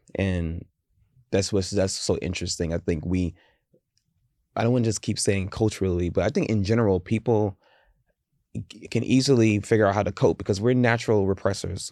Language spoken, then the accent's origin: English; the South, United States; I grew up in the South